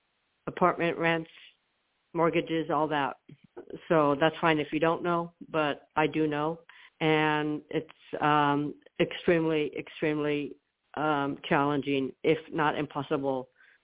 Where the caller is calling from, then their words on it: Florida, United States; I'm calling from Florida.